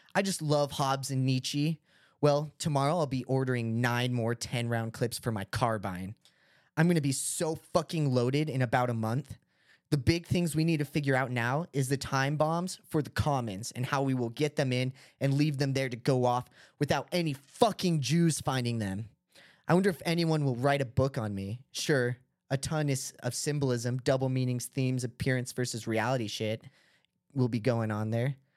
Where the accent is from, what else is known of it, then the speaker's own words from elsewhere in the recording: Utah, United States; we're from Utah